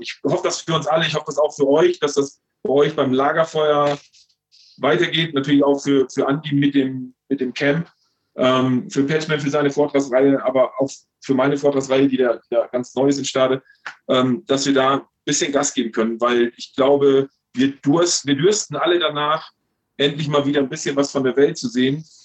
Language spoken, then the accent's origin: German; Landkreis Stade, Lower Saxony, Germany; in Blankreich Stade, wo ich herkomme